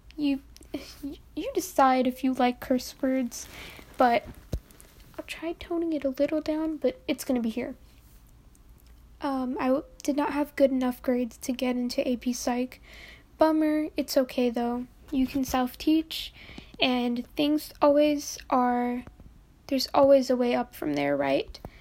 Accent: New York, United States; I'm from New York.

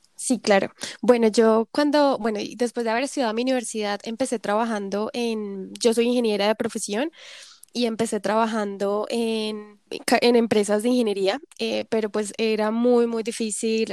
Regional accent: Zipaquirá, Cundinamarca, Colombia; moved away as an adult; also born or lived in Bogotá, Colombia; now in South Korea; crecí siempre entre Bogotá, Zipaquirá

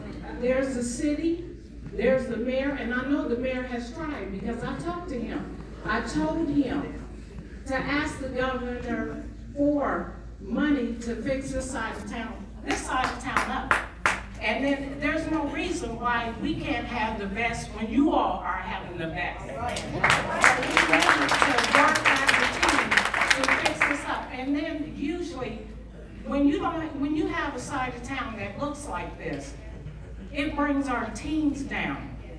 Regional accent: Columbus, Ohio, United States; also born or lived in Hilliard, Ohio; I'm from Columbus, Ohio. I've been residing here for a while. The suburbs, I lived in the area of Rome, Hilliard.

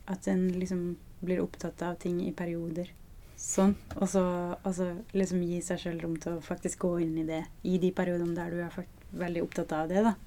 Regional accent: Flekkefjord, Agder, Norway; moved away; når jeg var hjemme i Flekkefjord nå

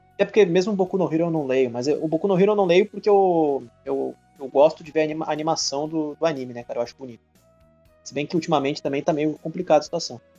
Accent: Brazil; eu sou brasileiro

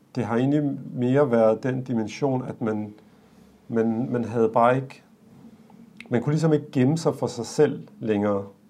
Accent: Denmark; os, der er født og opvokset her

